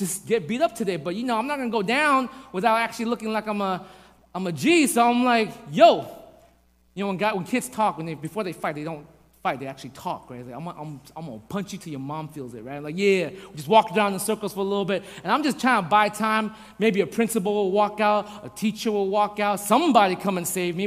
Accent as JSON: {"language": "English", "region": "New York", "country": "United States", "tie": "born or raised there", "said": "I grew up in New York"}